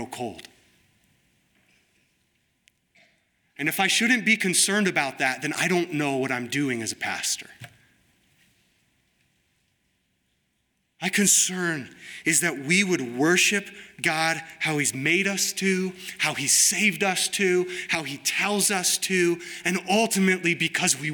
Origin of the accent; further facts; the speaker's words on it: United States; I'm an American